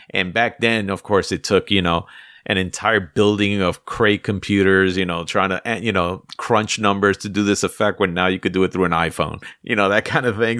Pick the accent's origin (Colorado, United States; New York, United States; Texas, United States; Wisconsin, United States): New York, United States; New York City; I grew up in the Bronx